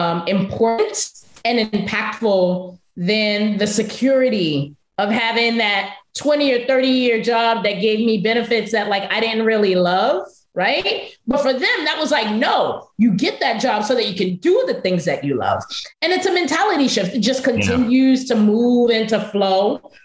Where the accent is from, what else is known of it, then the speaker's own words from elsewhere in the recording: Brooklyn, New York, United States; I can figure it out. I'm from Brooklyn. Like, I can hustle it out, right?